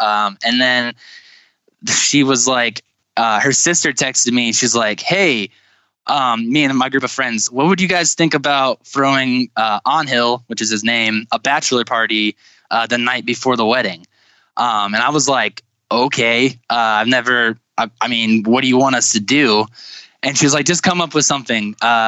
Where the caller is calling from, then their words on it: Winona Lake, Indiana, United States; I'm calling you guys from Winona Lake, Indiana. I'm a college student at Grace College and Theological Seminary.